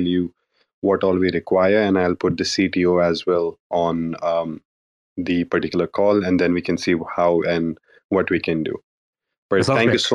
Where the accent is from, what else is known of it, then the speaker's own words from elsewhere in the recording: India; now in Middle East; I'm based in Middle East. I'm actually from India